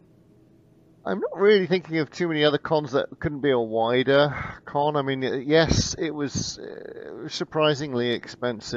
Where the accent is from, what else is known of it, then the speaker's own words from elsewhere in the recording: Bristol, Bath area, South West England, United Kingdom; also born or lived in Portland; now in Houston, United States; I'm from the southwest. Okay. So Bristol, Bath area.